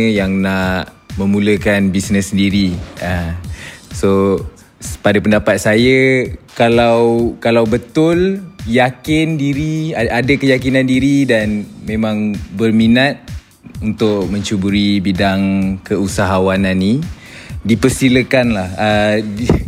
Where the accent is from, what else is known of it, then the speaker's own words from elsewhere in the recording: Shah Alam, Selangor, Malaysia; Saya asal dari Shah Alam sama dengan semua founder Brutani juga.